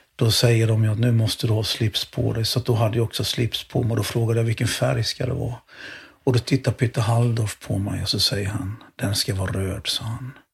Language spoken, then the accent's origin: Swedish; Jönköping, Jönköping County, Sweden; moved away; Jag körde sopor några sommar när jag bodde jag växte upp i Jönköping